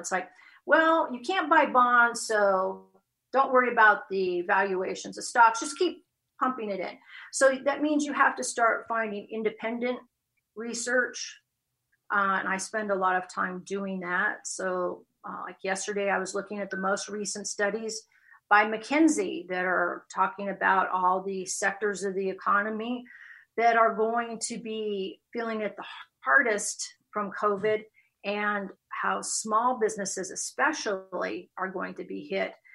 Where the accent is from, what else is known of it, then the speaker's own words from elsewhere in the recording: West Coast, United States; moved away as an adult; also born or lived in Chicago; now in Texas, United States; born and raised on the West Coast